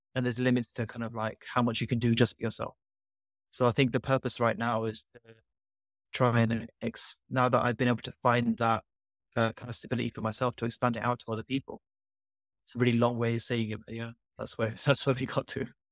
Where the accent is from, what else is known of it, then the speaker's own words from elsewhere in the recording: London, United Kingdom; moved away as an adult; now in Norwich, United Kingdom; growing up in London